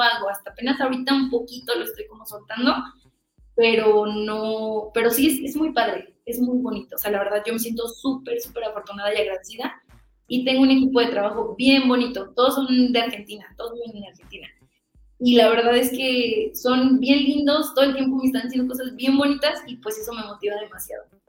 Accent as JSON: {"language": "Spanish", "region": "Michoacán", "country": "Mexico", "said": "yo soy de Michoacán"}